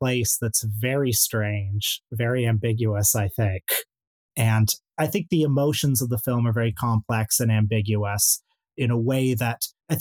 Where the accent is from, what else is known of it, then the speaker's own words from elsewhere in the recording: Canada; I'm from Canada, where we have a very particular First World War story